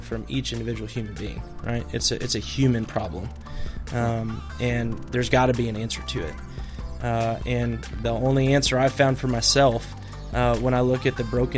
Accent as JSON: {"language": "English", "town": "Madison", "region": "Nebraska", "country": "United States", "tie": "born or raised there", "said": "I grew up in the thriving metropolis of Madison, Nebraska"}